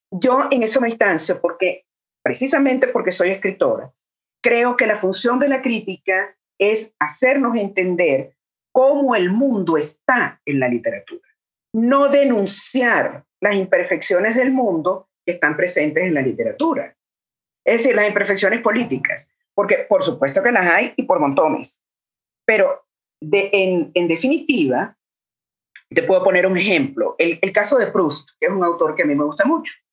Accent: Caracas, Capital District, Venezuela; moved away as an adult; now in Mexico City, Mexico; yo soy caraqueña, caraqueña, caraqueña, es decir, de la capital del país

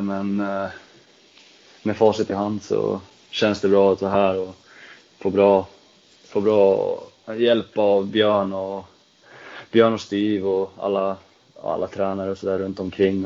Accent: Trosa, Södermanland, Sweden; moved away; also born or lived in Nyköping; jag kommer från eh, Trosa från första början

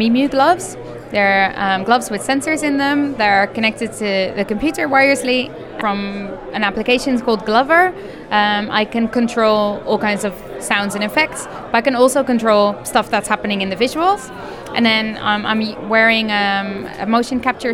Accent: Netherlands; I'm a musician from the Netherlands

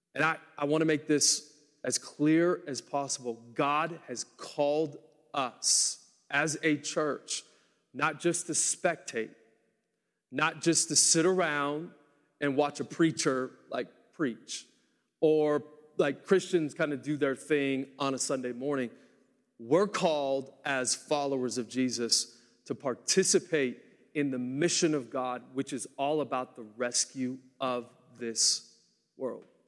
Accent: Portland, United States; moved away; I grew up in Portland and I lived there for seven years.

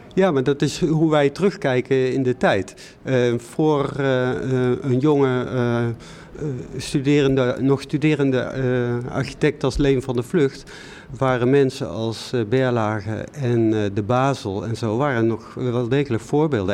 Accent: North Brabant, Netherlands; ik kom uit Brabant

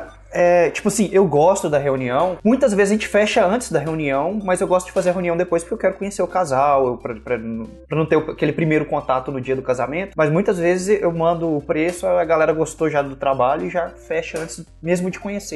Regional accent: Brazil; moved away as an adult; also born or lived in Florida; now in United States; Eu fui criado no, no, no Brasil. Aí eu vim pra cá em 2016 pra morar

